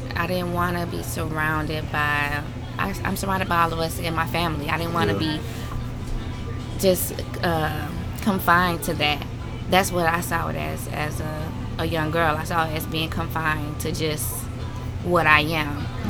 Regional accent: Augusta, Georgia, United States; moved away as an adult; also born or lived in Atlanta, Georgia; now in Savannah, United States; I'm from Augusta, Georgia.

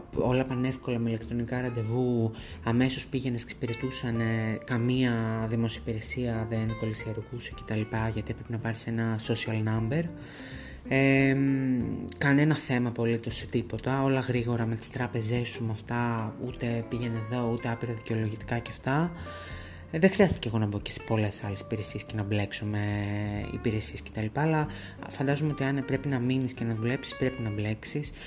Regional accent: Thessaloniki, Central Macedonia, Greece; moved away as an adult; also born or lived in Groningen, Netherlands; είχα πάει στην πόλη μου, είχα πάει Θεσσαλονίκη

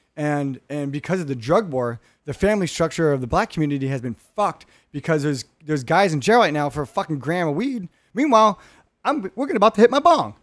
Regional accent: Hermosa Beach, California, United States; me growing up in Rich Whitey Hermosa

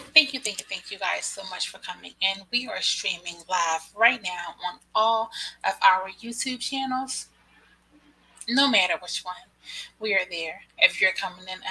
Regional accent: Philadelphia, Pennsylvania, United States; I am from Philadelphia.

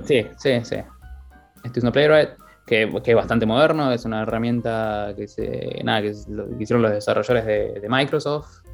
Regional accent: Buenos Aires, Argentina; moved away as an adult; also born or lived in Dublin, Ireland; now in Wexford, Ireland; soy de Buenos Aires

